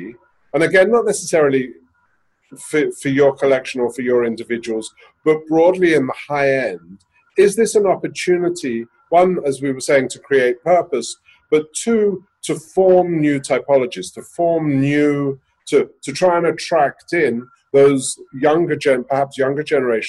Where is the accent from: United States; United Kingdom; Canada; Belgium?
United Kingdom; London; we're all from London